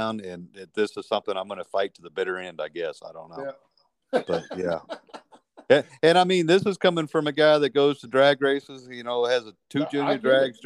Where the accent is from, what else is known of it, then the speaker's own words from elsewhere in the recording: Midland, Texas, United States; moved away as an adult; also born or lived in Nigeria / Oklahoma; now in southeast New Mexico, United States; I was basically born and raised in Midland, Odessa also. I got the chance to move around with my dad quite a bit, and lived in Nigeria and lived in Oklahoma and all over West Texas